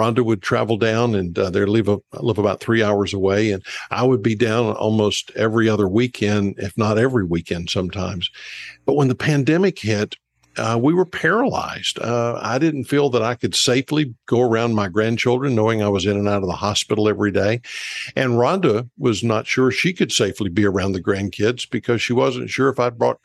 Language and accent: English; Georgia, United States; moved away; also born or lived in Alabama / Texas / Oregon / South Carolina; I was born and raised in Georgia